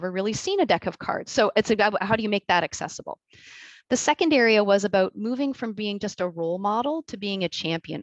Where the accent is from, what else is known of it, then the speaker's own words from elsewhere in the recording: Canada; being Canadian